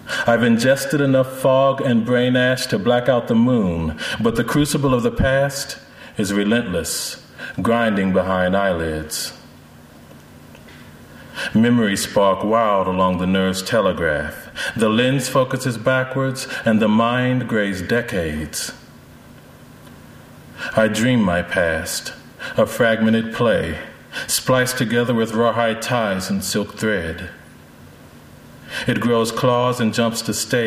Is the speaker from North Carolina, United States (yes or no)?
yes; North Carolina, United States; moved away; I grew up in North Carolina for about 10 years